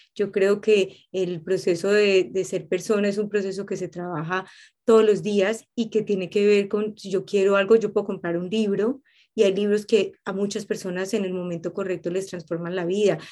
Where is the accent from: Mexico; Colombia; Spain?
Colombia; moved away; volví a mi tierra, volví a mis raíces, llegué a mi, llegué a mi casa y a mí me pasa eso que en Colombia